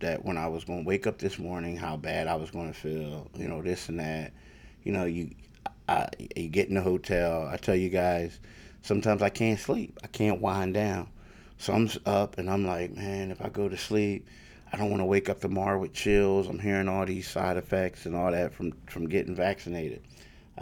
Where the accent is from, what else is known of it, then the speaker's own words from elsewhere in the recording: Philadelphia, Pennsylvania, United States; now in New Jersey, United States; I grew up in Philly